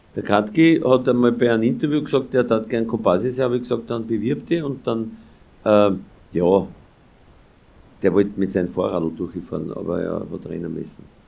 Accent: Austria; wo ich herkomme, also Grenze zwischen Ober- und Niederösterreich, Ober der Donau

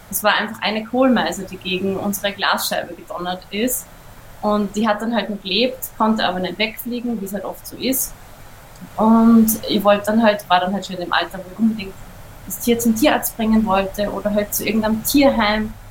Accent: Upper Austria, Austria; Ich bin ja in Oberösterreich aufgewachsen am Land

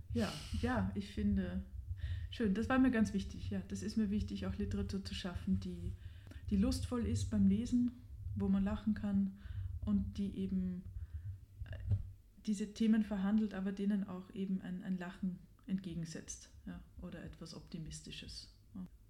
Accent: Vienna, Austria; Ich habe meine Jugend wirklich verbracht auf Stehplatzplätzen im Burgtheater

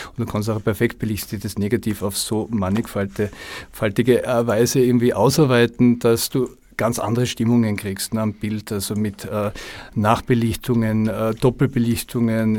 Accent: Tyrol, Austria; moved away as an adult; also born or lived in Los Angeles / Koh Phangan / France / Berlin; now in Vienna, Austria; Also ich bin eigentlich äh, ja, gebürtiger Tiroler kam mit äh, ja, zarten 20 nach Wien

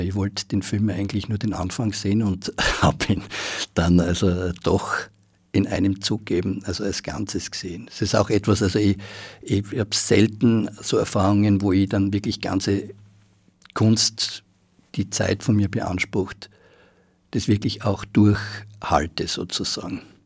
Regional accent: Graz, Styria, Austria; now in Vienna, Austria; ich bin ja in Graz aufgewachsen und wie ich nach Wien gekommen bin

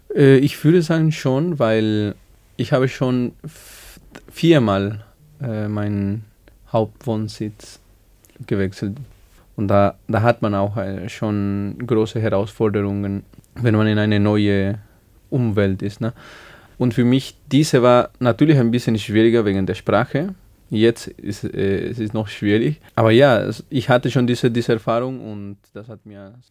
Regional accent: Bolivia; German is a second language; moved away as an adult; now in Salzburg, Austria; ich bin in Bolivien geboren und da habe ich 21 Jahre gelebt

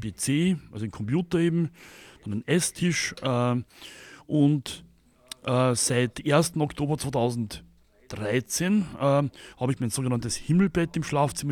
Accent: Vienna, Austria; also born or lived in countryside (grandmother's farm), Austria; ab meinem siebten Lebensjahr, Herbst 81, kam ich dann äh, ins Internat und zwar in die Blindenschule im zweiten Bezirk hier, äh, hier nach Wien. Und da habe ich dann 13 Jahre lang in einem Internat gewohnt.

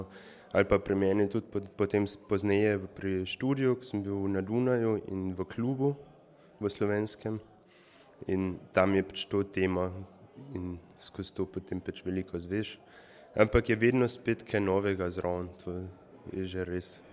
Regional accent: Šmihel, Carinthia, Austria; prihajam tukaj iz Šmihela oziroma iz sosednje vasi

